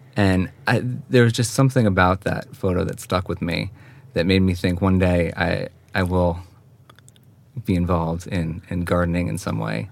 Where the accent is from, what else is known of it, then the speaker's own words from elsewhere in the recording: Hawthorne, New York, United States; moved away as an adult; now in Sweden; Westchester County. And that's where I grew up and um, spent my whole childhood until I went away to college